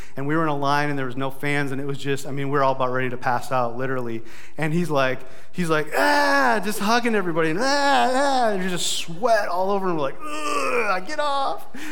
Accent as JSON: {"language": "English", "town": "Brookings", "region": "South Dakota", "country": "United States", "tie": "born or raised there", "also_born_or_lived": "Sioux Falls, South Dakota", "said": "my hometown of Brookings"}